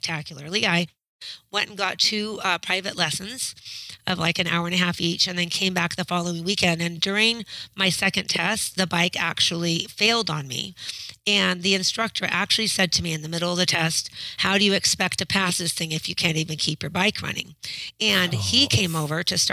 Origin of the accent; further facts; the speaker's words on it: Westland, Oregon, United States; I'm from Westland, Oregon, and I'm a high school math teacher